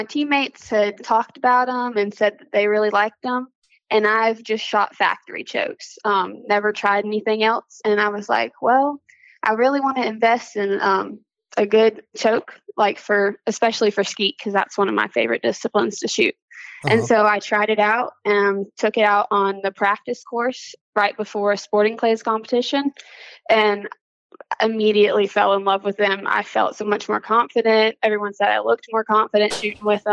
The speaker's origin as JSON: {"language": "English", "town": "Sandy Run", "region": "South Carolina", "country": "United States", "said": "I'm from Sandy Run, South Carolina."}